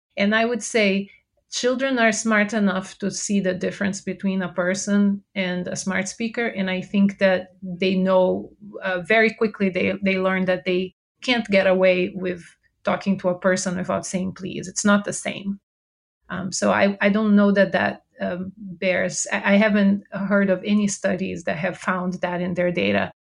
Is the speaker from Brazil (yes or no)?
yes; Brazil; English is a second language; moved away as an adult; now in United States; I uh, moved here to the US. I'm originally from Brazil. So if you detect an accent, that's where it's from